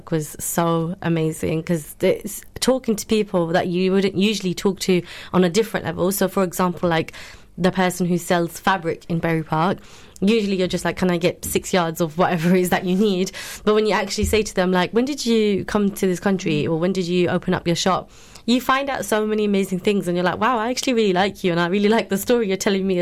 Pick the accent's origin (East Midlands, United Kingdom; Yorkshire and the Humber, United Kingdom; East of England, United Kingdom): East of England, United Kingdom; Luton; a person that's born and raised in Luton and living in Luton